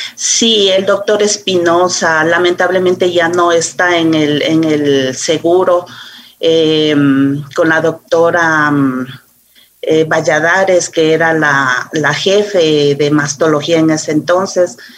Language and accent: Spanish; Quito, Pichincha, Ecuador; aquí en Quito, soy muy quiteña